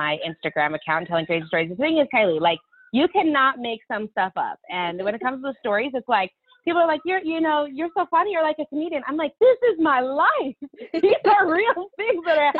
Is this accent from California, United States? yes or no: no; Olympia, Washington, United States; moved away as an adult; now in Utah, United States; We're from the Pacific Northwest